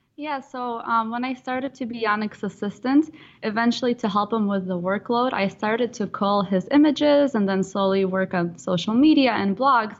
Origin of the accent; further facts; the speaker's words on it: Ukraine; now in San Diego, United States; I am originally from Ukraine